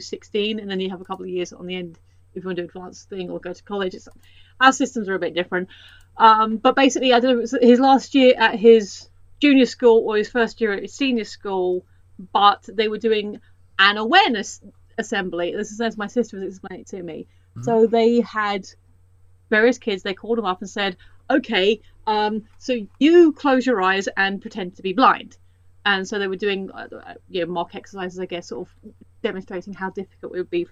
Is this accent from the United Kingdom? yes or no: yes; United Kingdom; Where I live is about 20 minutes north of London.